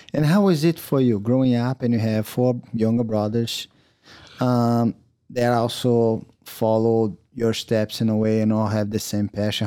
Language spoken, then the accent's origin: English; Teresópolis, Rio de Janeiro, Brazil; English is a second language; moved away as an adult; now in United States; we grew up in Teresópolis